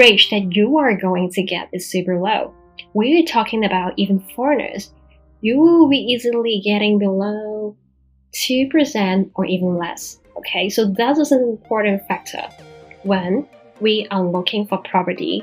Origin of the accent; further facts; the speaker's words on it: Macau; my hometown, Macau